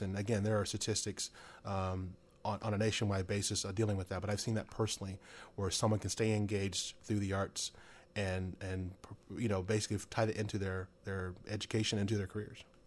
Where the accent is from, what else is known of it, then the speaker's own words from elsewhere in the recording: Stockton, California, United States; also born or lived in Sacramento; I was, uh, born and raised in Stockton